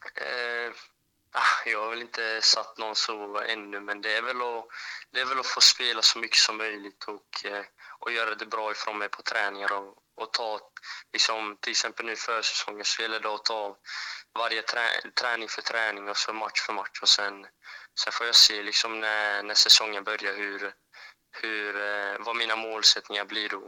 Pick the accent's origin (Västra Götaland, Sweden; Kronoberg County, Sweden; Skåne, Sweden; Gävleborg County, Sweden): Kronoberg County, Sweden; Växjö; jag är från Växjö